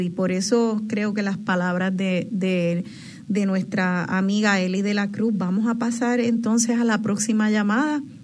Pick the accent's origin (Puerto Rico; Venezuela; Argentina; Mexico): Puerto Rico